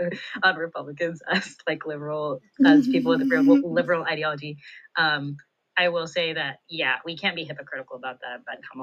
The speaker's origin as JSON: {"language": "English", "country": "United States", "said": "as Indian Americans. So yeah, it's definitely very confusing being an Indian American"}